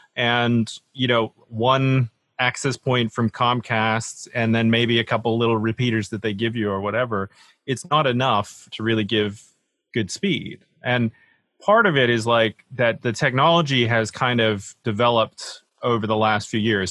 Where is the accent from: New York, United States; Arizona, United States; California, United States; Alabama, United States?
Alabama, United States; moved away as an adult; also born or lived in Boston; now in United Kingdom; I was born and raised in Alabama, of all places.